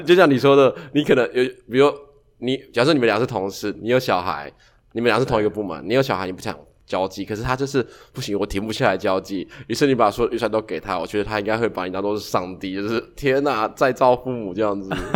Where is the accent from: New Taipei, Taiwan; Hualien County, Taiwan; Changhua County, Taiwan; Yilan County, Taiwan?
Yilan County, Taiwan; 我是宜兰人